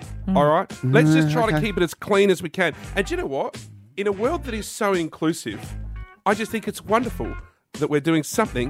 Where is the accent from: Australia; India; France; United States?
Australia; Fullerton, South Australia; … from Henley Beach, whatever, you know, it doesn't...